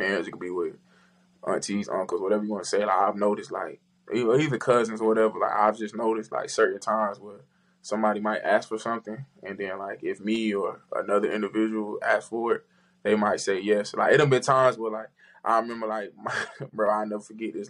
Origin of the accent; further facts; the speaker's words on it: Florida, United States; I'm from Florida